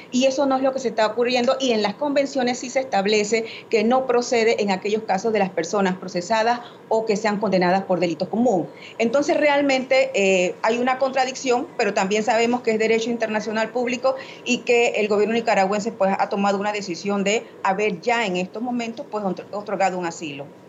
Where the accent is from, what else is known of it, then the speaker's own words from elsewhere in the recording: Panama; como panameños y panameñas